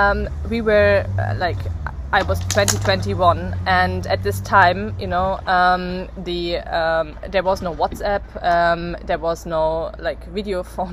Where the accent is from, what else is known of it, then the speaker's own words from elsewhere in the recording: Bavaria, Germany; born there; English is a second language; even though I was born in Bavaria, but I not fully grew up there, so the Bavarians don't think I'm Bavarian